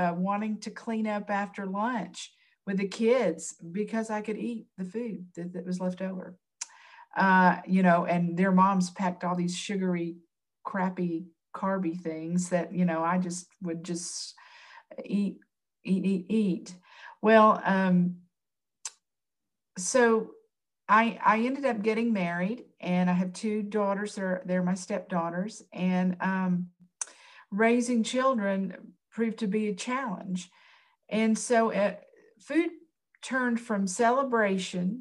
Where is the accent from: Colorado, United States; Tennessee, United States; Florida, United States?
Tennessee, United States; I'm from Tennessee